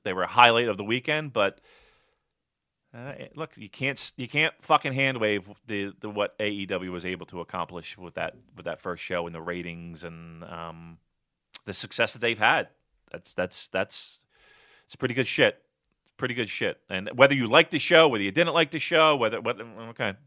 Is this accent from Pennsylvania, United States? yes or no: yes; Philadelphia, Pennsylvania, United States; I'm from Philly